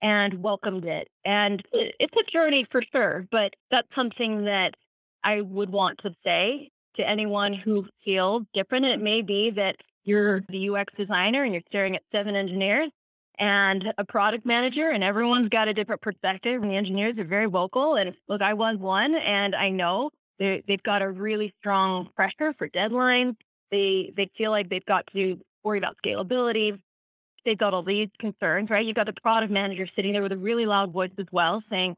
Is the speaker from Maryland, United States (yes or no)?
yes; Maryland, United States; moved away; also born or lived in Utah; I wasn't native to this region. I grew up in Maryland, so that was a new culture